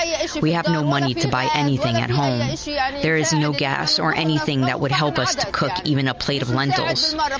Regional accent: Gaza City, Gaza Strip, Palestine; moved away as an adult; now in Rafah, Palestine; We are from Gaza City and we came to Rafah.

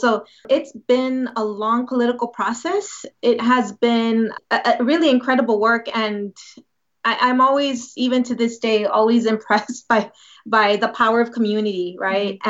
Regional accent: San Antonio, Texas, United States; also born or lived in Boston / Madison, Wisconsin; I'm actually from San Antonio, Texas

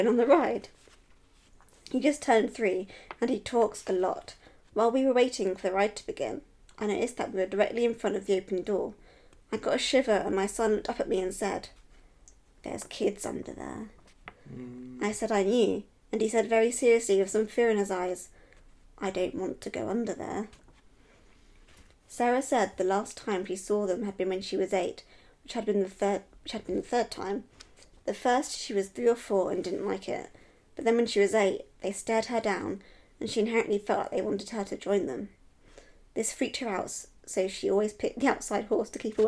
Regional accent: England, United Kingdom; I'm English

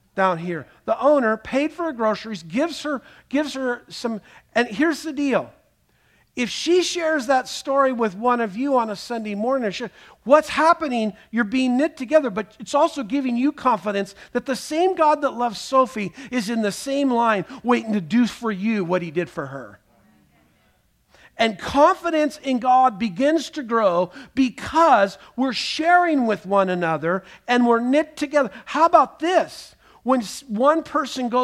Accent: Scotland, United Kingdom; I'm Scottish

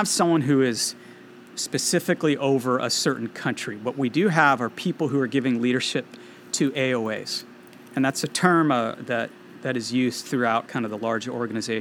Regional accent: California, United States; I'm from California, and I was on staff at UC Santa Barbara for 10 years

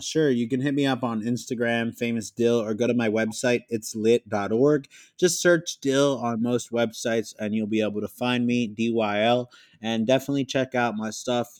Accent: Philadelphia, Pennsylvania, United States; I'm from Philadelphia

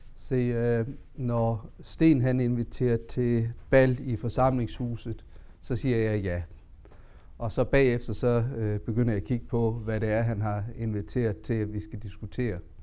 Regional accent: Southern Jutland, Denmark; jeg kommer jo fra det sønderjyske

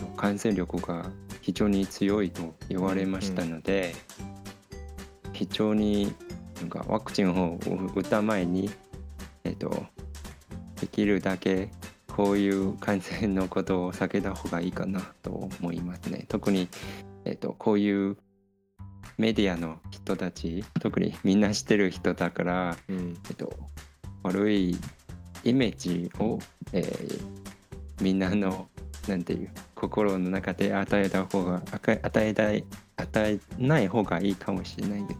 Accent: Taiwan; 台湾人として

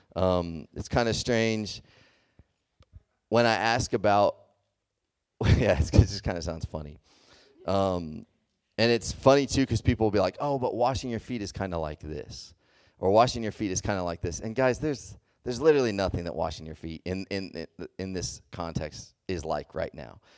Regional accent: Texas, United States; moved away; I grew up in, in the South, I grew up in Texas

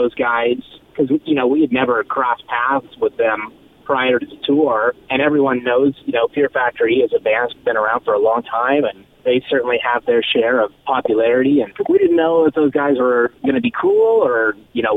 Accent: Oklahoma, United States; moved away as an adult; now in Southern California, United States; I'm actually originally from Oklahoma, and I moved to Southern California right out of high school

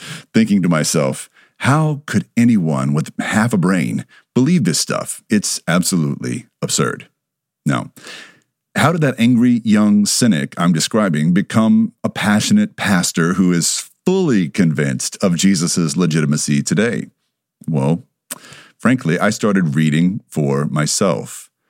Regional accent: the Bible Belt, United States; I grew up in the Bible Belt. I didn't know any better.

